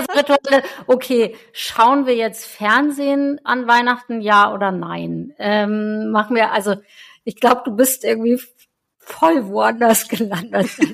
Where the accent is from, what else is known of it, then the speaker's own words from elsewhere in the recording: Northern Germany, Germany; aber in Norddeutschland habe ich das noch nie gesehen